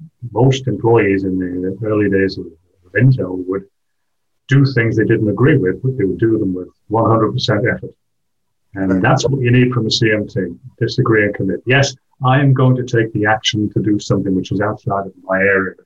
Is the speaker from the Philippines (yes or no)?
no; England, United Kingdom; also born or lived in Wales / Switzerland / Belgium; now in France; I'm English